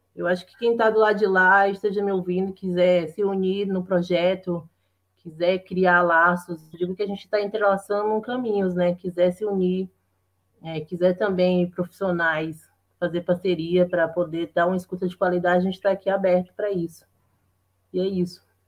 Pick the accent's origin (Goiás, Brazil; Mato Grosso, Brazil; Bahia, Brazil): Bahia, Brazil; moved away as an adult; now in São Paulo, Brazil; sou natural da Bahia, né? moro aqui há sete anos em São Paulo